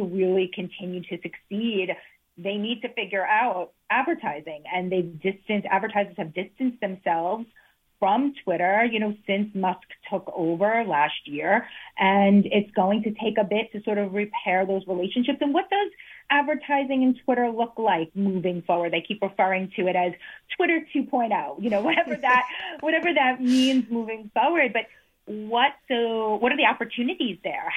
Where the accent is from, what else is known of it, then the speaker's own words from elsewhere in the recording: Italy; now in United States; I come from Italy